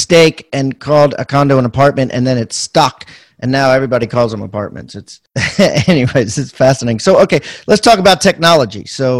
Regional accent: Maryland, United States; I'm from Maryland

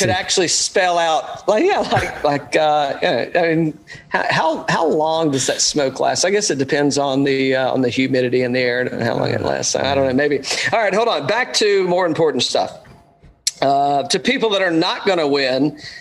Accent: Atlanta, Georgia, United States; my home state, Atlanta, Georgia

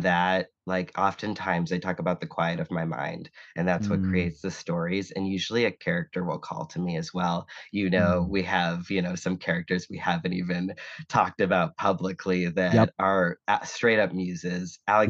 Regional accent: Boston, Massachusetts, United States; I was born in Boston, Massachusetts, grew up, you know, a Red Sox fan and a Celtics fan, grew up with, you know, watching people save like car spaces in lawn chairs and like 4 feet of snow

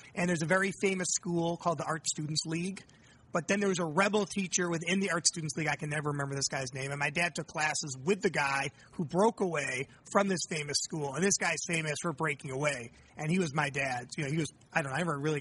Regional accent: upstate New York, United States; also born or lived in Washington, D.C.; now in Chicago, United States; they moved us to upstate New York

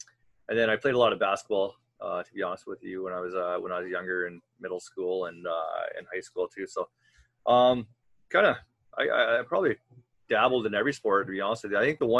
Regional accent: Dunnville, Ontario, Canada; I'm from Dunnville, Ontario, small little community there in southern Ontario, off the Grand River on Lake Erie.

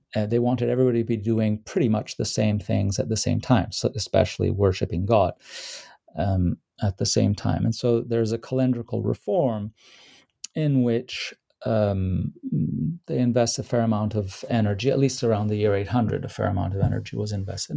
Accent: Rome, Lazio, Italy; Rome, which is my hometown

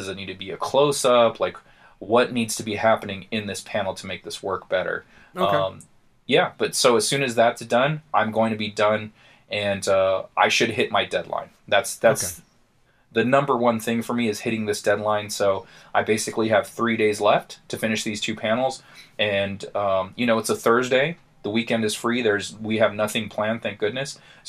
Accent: Paradise Hills, United States; So, like, me and we grew up in Paradise Hills. You know, it's just, like, it's not a terrible area. It's not the greatest area.

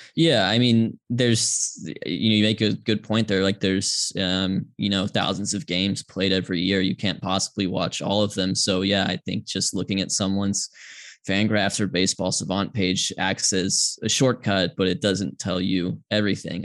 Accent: Georgia, United States; I grew up in Georgia uh, as did my parents who grew up in Atlanta.

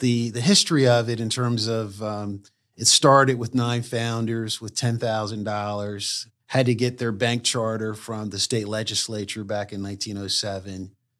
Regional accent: Wilmington, Delaware, United States; I grew up in Wilmington, Delaware

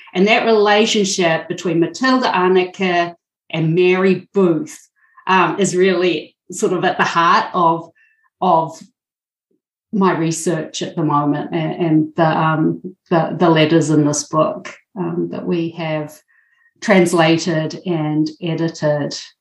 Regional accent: New Zealand; now in Milwaukee, United States; I am originally from New Zealand

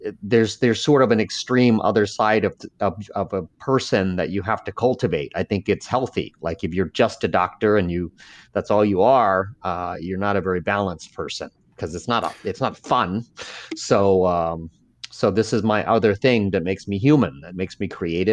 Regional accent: Laos; born there; first language Lao; English is a second language; Like I was born in Laos. I spoke Laotian, and somehow I've un-Laotianed myself. Like I can't speak Laotian. I can't even speak with the Laotian accent.

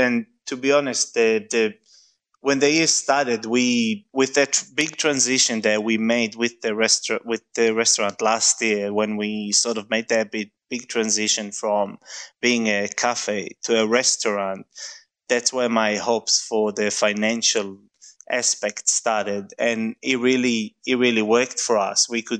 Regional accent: Mevaseret Zion, Jerusalem District, Israel; now in Melbourne, Australia; I was born in Jerusalem, but I grew up in Mvaseret, which is a small town next to Jerusalem.

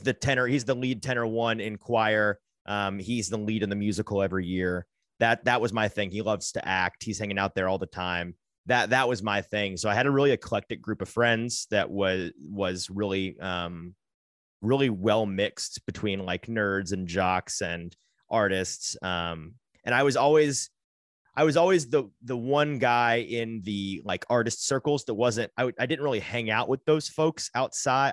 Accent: Brentwood, Tennessee, United States; also born or lived in Franklin, Tennessee / Nashville; grew up in the Brentwood area

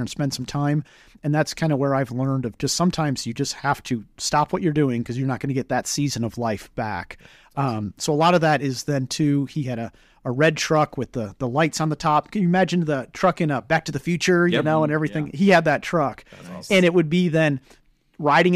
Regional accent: Michigan, United States; We're from Michigan

